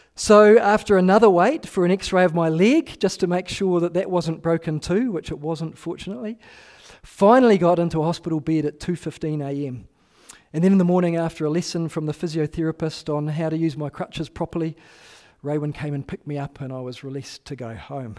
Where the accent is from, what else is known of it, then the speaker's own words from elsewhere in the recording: New Zealand; I am a New Zealander